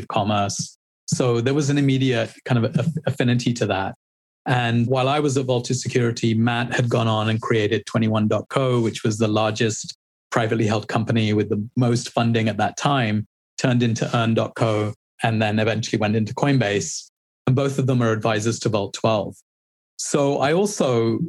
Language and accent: English; London, United Kingdom; moved away as an adult; now in United States; I'm from London.